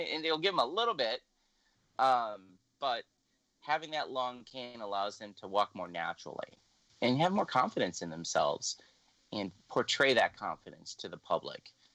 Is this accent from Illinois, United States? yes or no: yes; Illinois, United States; moved away as an adult; also born or lived in Louisiana; now in Minnesota, United States; I'm originally from Illinois. I moved here in 2009, but I didn't go directly from Illinois to Minnesota